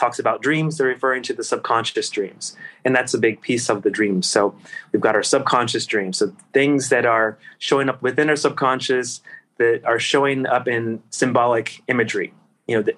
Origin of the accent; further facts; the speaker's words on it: Virginia, United States; my hometown in Virginia, where I was at the time